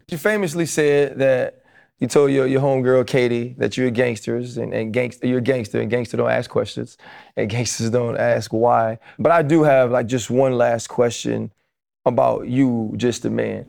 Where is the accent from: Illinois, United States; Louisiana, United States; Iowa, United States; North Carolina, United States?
Louisiana, United States; New Orleans; I'm proud I'm from the West Bank of New Orleans